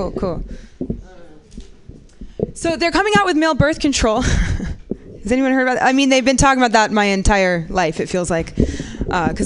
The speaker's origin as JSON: {"language": "English", "area": "Bay Area", "region": "California", "country": "United States", "said": "I'm from the Bay Area"}